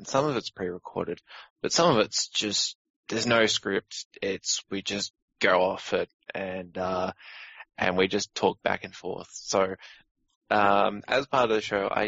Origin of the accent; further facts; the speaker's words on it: Australia; I'm Australian